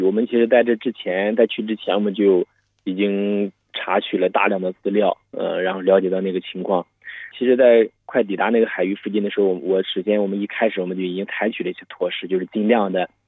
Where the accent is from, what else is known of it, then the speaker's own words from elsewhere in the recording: China; 我们中国人